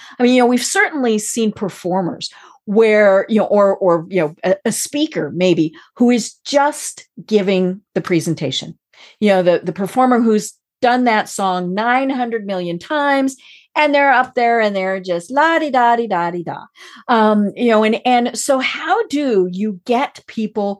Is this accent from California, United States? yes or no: no; Colorado, United States; now in Atlanta, United States; I'm from Colorado